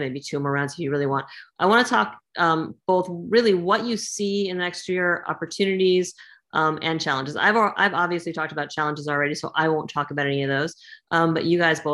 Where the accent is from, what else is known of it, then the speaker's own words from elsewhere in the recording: Arizona, United States; now in Washington, United States; my home state of Arizona